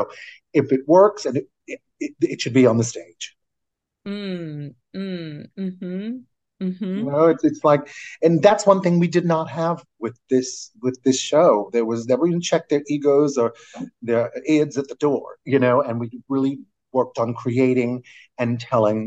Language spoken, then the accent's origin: English; New Orleans, Louisiana, United States; moved away as an adult; also born or lived in New York; I chose to go to Tulane in my hometown of New Orleans